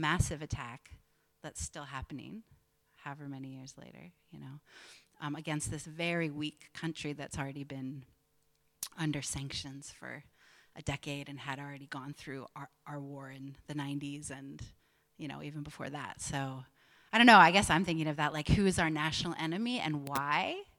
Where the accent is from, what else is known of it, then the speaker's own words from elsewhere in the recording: United States; just being an American, and you know, like when you know 9/11, the attacks on the World Trade Center happened. I was 19.